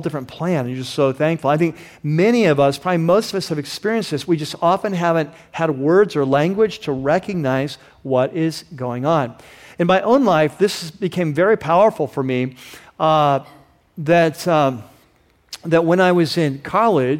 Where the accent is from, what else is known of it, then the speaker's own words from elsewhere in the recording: Vista, California, United States; I grew up in Vista